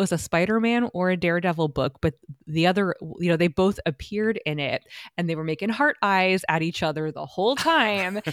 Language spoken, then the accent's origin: English; United States; as an American art historian